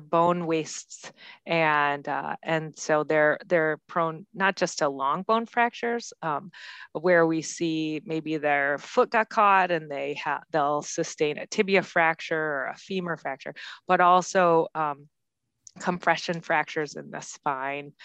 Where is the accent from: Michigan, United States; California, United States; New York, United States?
Michigan, United States; Grand Rapids; I, I come from Grand Rapids, Michigan